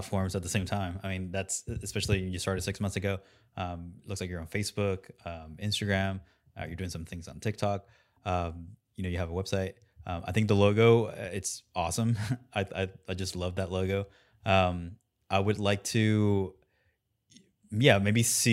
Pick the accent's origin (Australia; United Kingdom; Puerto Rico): Puerto Rico; I'm from Puerto Rico, so I know Spanish